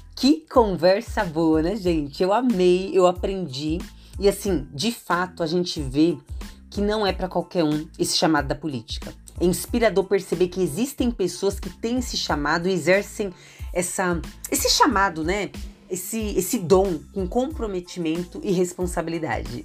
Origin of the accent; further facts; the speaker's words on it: São Paulo, Brazil; eu sou de São Paulo capital